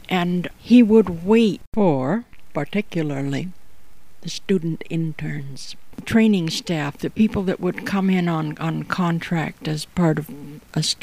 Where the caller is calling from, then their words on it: Toronto, Ontario, Canada; I'm podcasting from Toronto, Ontario, Canada, and my podcasts together are called A Storied Life.